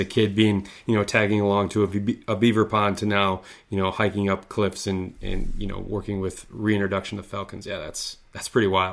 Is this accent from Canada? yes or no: no; Midwest, United States; I grew up skiing here in the Midwest